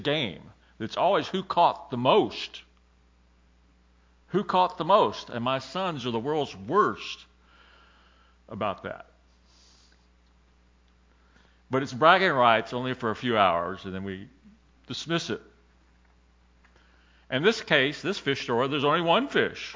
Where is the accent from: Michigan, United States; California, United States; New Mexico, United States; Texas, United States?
Texas, United States; Colorado River; I grew up fishing on the Colorado River in the state of Texas